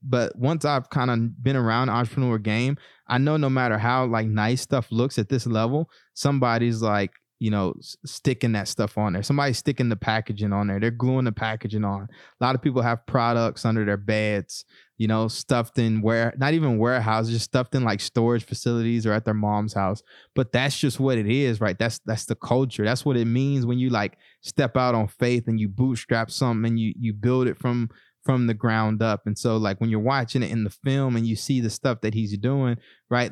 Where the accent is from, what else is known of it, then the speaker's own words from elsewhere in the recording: East Texas, United States; growing up in East Texas